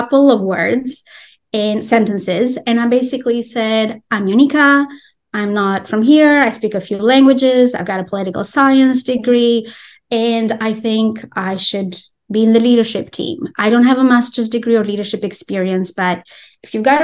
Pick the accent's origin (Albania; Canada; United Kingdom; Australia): Albania; English is a second language; moved away as an adult; also born or lived in Greece / Tennessee, United States; I'm originally from Albania